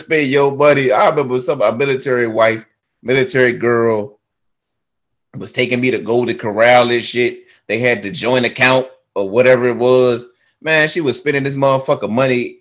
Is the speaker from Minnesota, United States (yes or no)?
no; Newport News, Virginia, United States; I'm from Newport News, Virginia.